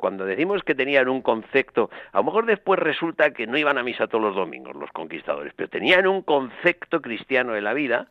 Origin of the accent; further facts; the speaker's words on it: Spain; los españoles